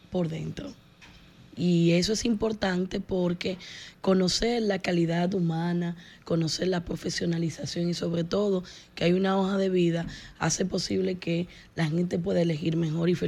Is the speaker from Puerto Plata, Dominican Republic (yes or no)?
no; Distrito Nacional, Dominican Republic; Sí, yo nací, me he formado y he recibido muchas oportunidades esta, de esta ciudad y yo quiero devolverle porque hay mucho que hacer en el Distrito Nacional